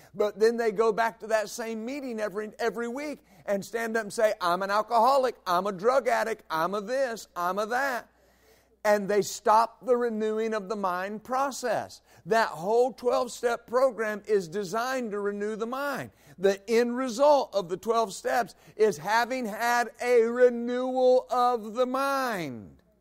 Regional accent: West Texas, United States; I grew up in West Texas

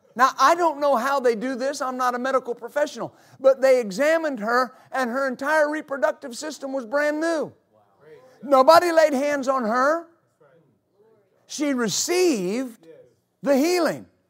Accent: United States; I'm an American

